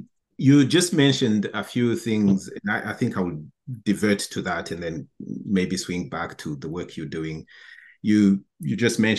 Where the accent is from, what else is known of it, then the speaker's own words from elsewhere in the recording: Burundi; moved away as an adult; also born or lived in Europe; I'm originally from Burundi. I left my country in 2000 to do my studies in Europe.